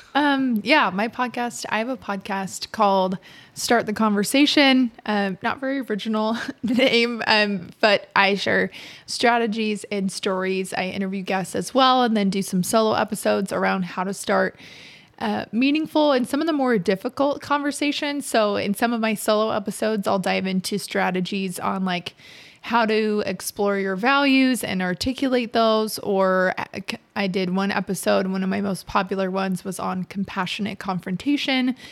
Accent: Utah, United States; moved away as an adult; also born or lived in St. George, Utah / Provo, Utah; now in Fishers, United States; I'm originally from Utah

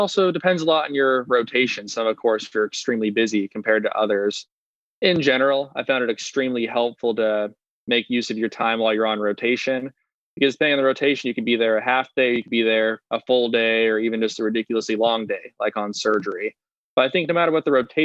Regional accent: Las Vegas, Nevada, United States; moved away as an adult; also born or lived in Ohio; I was originally from Las Vegas

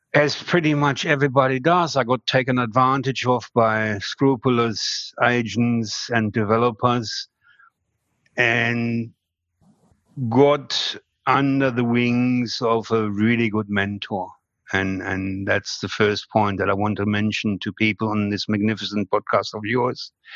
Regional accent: Germany; moved away as an adult; now in Australia; it is a German name

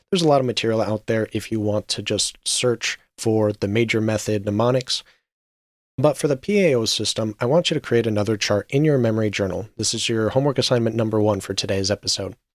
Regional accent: Las Vegas, Nevada, United States; I am a U S citizen and I was raised in Las Vegas for a large portion of my life

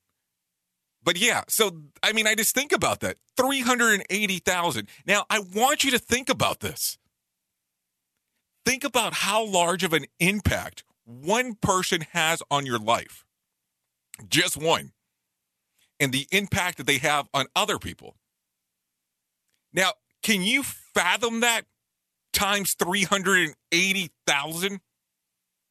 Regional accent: Waco, Texas, United States; now in Orlando, United States; I grew up in Waco many, many, many moons ago.

